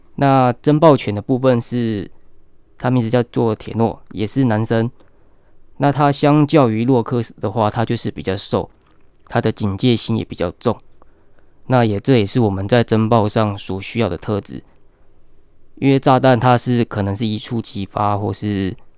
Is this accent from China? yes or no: no; Hualien, Hualien County, Taiwan; also born or lived in Taipei; 我是花莲的在地人